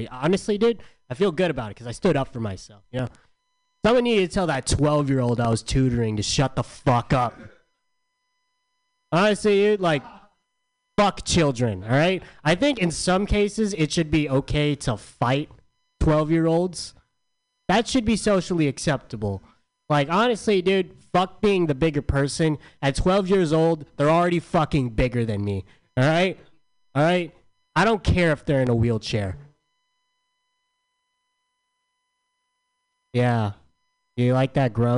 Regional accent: San Diego, California, United States; I'm from San Diego.

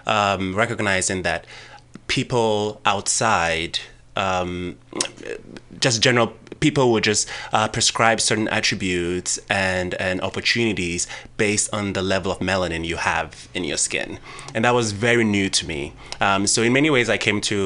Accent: Ghana; I was born and raised in Ghana

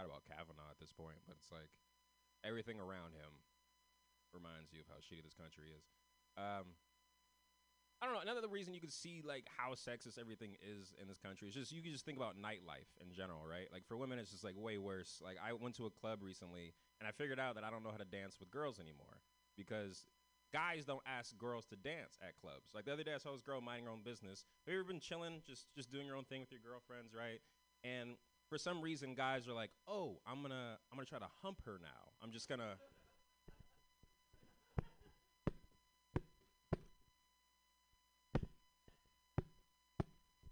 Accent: San Francisco, California, United States; I'm from San Francisco. I'm one of the only ones from San Francisco in this festival tonight.

